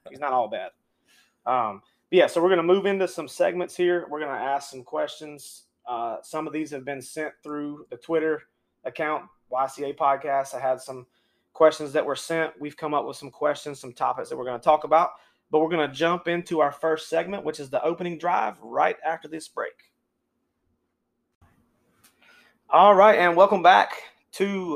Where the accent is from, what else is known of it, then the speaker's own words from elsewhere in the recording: Union, South Carolina, United States; I am originally from the upstate of South Carolina. I grew up in Union, South Carolina.